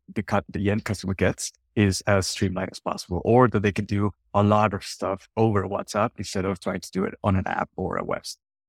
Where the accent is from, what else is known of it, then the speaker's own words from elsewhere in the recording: northern Mexico, Mexico; English is a second language; I'm from Mexico, from the northern parts.